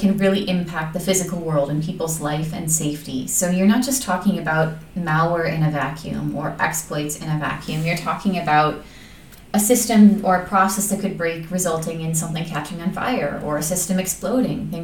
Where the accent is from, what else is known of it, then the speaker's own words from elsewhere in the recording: Chicago, Illinois, United States; I'm from Chicago, Illinois, in the United States